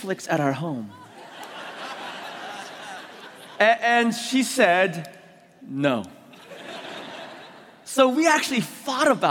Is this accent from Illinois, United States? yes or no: no; San Francisco, California, United States; also born or lived in Korea; I was born in Korea, immigrated when I was 6 years old to San Francisco.